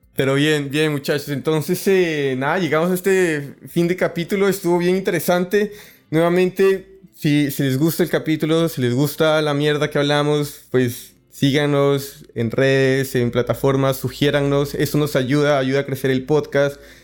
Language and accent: Spanish; Colombia; Yo que soy colombiano